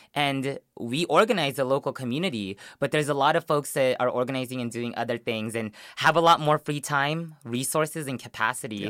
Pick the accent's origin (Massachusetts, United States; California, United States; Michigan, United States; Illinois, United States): California, United States; Long Beach; also born or lived in Philippines; Long Beach where I grew up. In West Long Beach, that's where I moved when I came from the Philippines